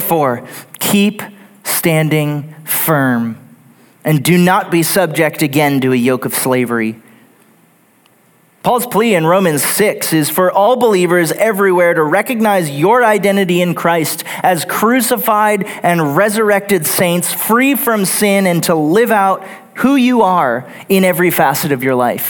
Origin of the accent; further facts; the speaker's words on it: Texas, United States; Growing up in Texas, I worked several different manufacturing jobs in Houston right out of high school for a few years